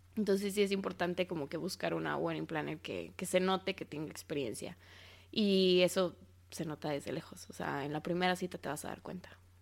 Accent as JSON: {"language": "Spanish", "region": "Mexico City", "country": "Mexico", "accent": "chilango", "said": "mi acento chilango"}